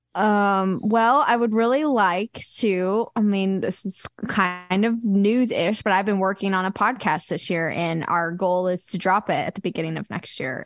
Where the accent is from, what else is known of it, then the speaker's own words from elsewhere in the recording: Wichita, Kansas, United States; now in Nashville, United States; growing up in Wichita, Kansas, like, there wasn't any pro teams for any sport.